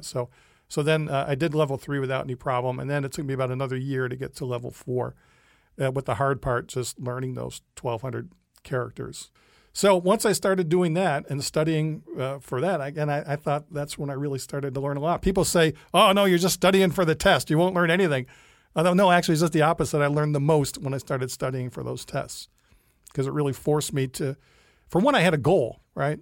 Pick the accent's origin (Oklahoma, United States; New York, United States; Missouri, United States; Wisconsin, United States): New York, United States; Rochester; moved away as an adult; now in China; I'm from Rochester, New York